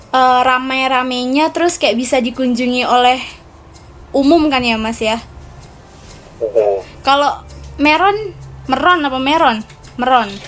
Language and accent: Indonesian; West Java, Indonesia; oh ya, ngomong-ngomong kalau di daerahku ini itu termasuk kabupaten terinovatif loh tahun 2019 jadi